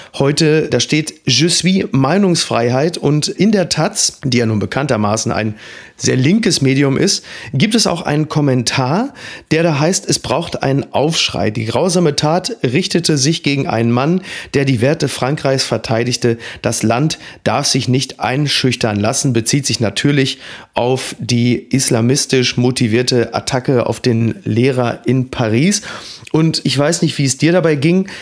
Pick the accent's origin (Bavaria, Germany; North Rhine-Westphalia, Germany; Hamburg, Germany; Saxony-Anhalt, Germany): Hamburg, Germany; als Hamburger